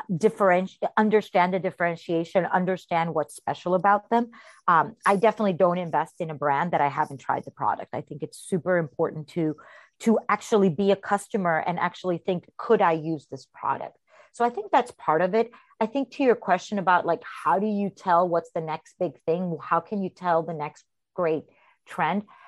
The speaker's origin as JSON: {"language": "English", "country": "Costa Rica", "tie": "born or raised there", "moved": "as an adult", "lives_now": "New York, United States", "said": "I was born and raised in Costa Rica."}